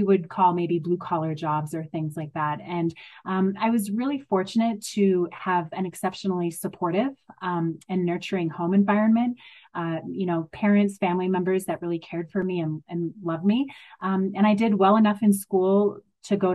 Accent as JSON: {"language": "English", "town": "Madison", "region": "Wisconsin", "country": "United States", "tie": "born or raised there", "said": "I grew up in Madison, Wisconsin, in a relatively poor area of the city."}